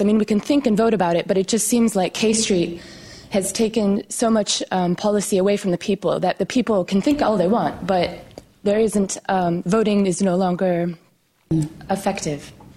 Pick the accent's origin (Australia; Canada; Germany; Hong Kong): Hong Kong; I'm a student from Hong Kong